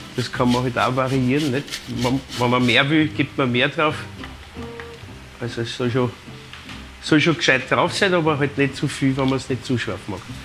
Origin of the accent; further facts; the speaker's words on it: Vienna, Austria; bei uns in Wien sind wir halt bekannt für unseren Erdäpfelsalat